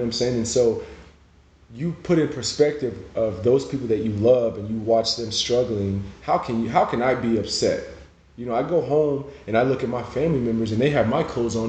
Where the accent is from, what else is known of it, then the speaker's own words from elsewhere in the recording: Nigeria; now in United States; You know, growing up in Nigeria, you can't explain to somebody who hasn't been to Africa the joy that the people there have.